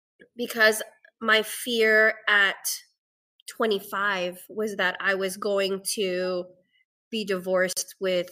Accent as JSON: {"language": "English", "country": "Philippines", "said": "as a Filipina who has depression and anxiety, and it's taken me a long time to even be okay with saying"}